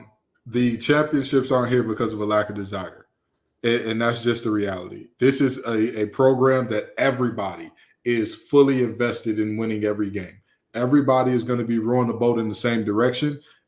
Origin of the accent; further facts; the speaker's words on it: Detroit, Michigan, United States; now in Raleigh, United States; you know, you're a Brooklyn guy, I'm a Detroiter. We know hard work.